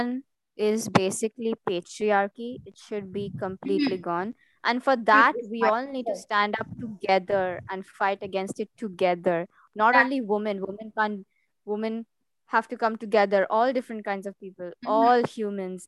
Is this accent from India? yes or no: yes; India; I'm an Indian